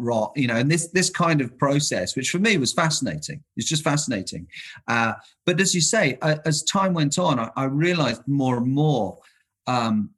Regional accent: London, United Kingdom; moved away as an adult; now in Essex, United Kingdom; I'm from London. Yeah. So I'm not a proper country boy. I've lived out in rural Essex for the last 20 odd years.

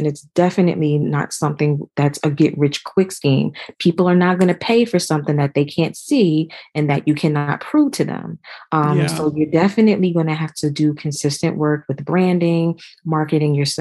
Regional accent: New Jersey, United States; now in Georgia, United States; I eventually moved to Georgia because I'm originally from New Jersey

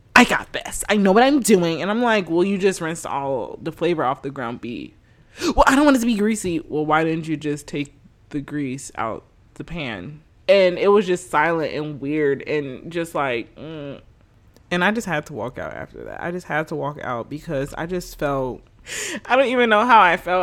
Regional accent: United States; I'm American

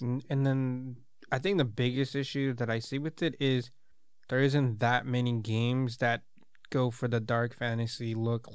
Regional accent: United States

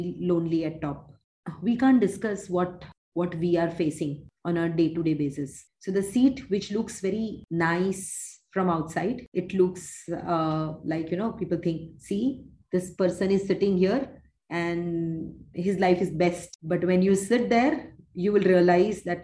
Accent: Mumbai, Maharashtra, India; born or raised there; moved away as an adult; also born or lived in Uganda

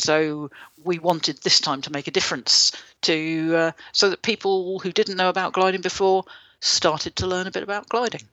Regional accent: United Kingdom; I'm British

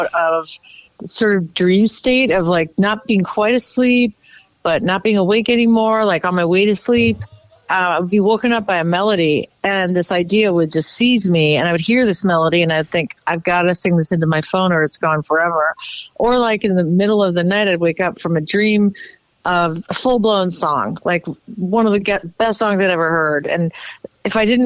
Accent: St. Louis, Missouri, United States; moved away; I grew up in St. Louis, as you know. And when I was little, I lived in the Central West End

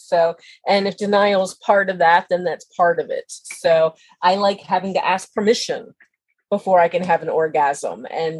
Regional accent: Eastern Shore of Maryland, United States; And I'm from the Eastern Shore of Maryland, so there's a lot of that there, a lot of water.

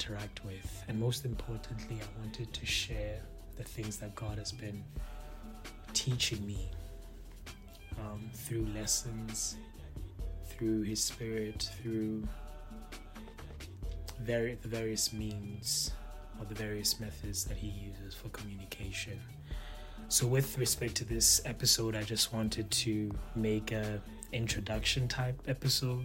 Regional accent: Palapye, Central District, Botswana; first language Setswana; English is a second language; moved away as an adult; also born or lived in Lotsane; now in Canada; I grew up in Phalaphe, Botswana, and that is where I literally spent a good amount of my life.

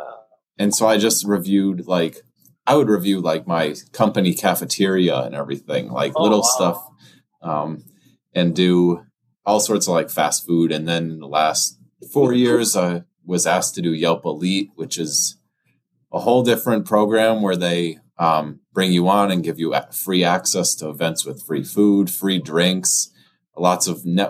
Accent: Connecticut, United States; accent: Eastern; moved away as an adult; also born or lived in Seattle, Washington; now in Boulder, United States; I grew up in Connecticut

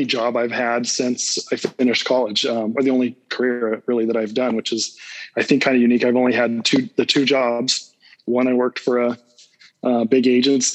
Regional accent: Salt Lake City, Utah, United States; also born or lived in Cedar City, Utah; I was born and raised in Salt Lake City area

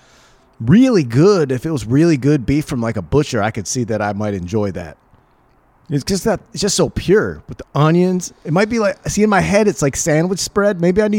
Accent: Wisconsin, United States; Yeah, fucking just because I'm American and I eat... Well, it's Wisconsin, eh?

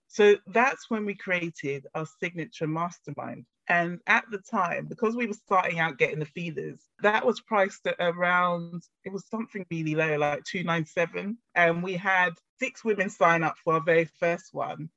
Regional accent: Ghana; my family, myself, we're originally from Ghana in Africa.

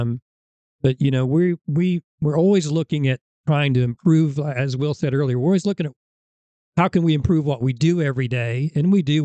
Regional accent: Illinois, United States; moved away as an adult; now in Alabama, United States; where I grew up in Illinois, we didn't have middle school football

